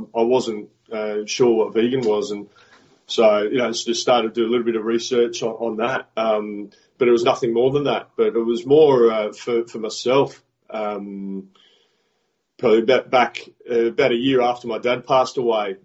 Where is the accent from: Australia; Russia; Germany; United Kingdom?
Australia; Adelaide, South Australia; coach the Adelaide Strikers in the Big Bash League in Australia. So, which is my hometown